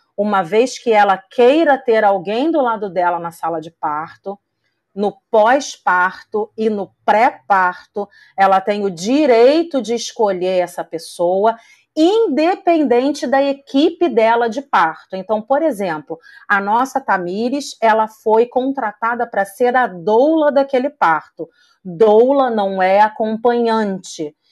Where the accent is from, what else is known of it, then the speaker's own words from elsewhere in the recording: Rio de Janeiro, Brazil; eu sou do Rio de Janeiro